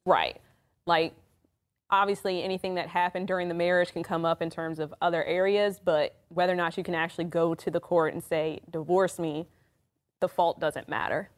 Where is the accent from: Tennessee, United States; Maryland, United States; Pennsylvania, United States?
Maryland, United States; DC metro area; moved away; I am originally from the Maryland, D C metro area.